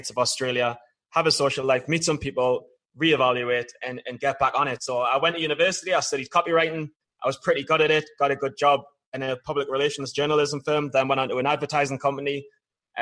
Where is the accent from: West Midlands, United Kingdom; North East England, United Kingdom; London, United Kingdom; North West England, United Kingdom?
North East England, United Kingdom; Newcastle upon Tyne; moved away; I was a guy growing up in Newcastle